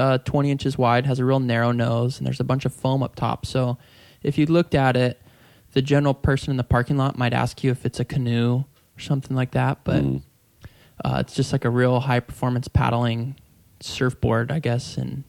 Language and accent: English; San Diego, California, United States; I grew up in Point Loma, which is a small area just right there at the point by San Diego Bay.